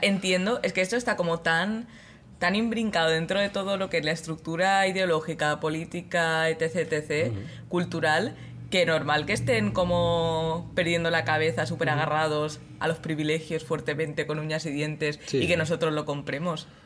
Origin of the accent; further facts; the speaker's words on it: Mallorca, Balearic Islands, Spain; yo soy de Mallorca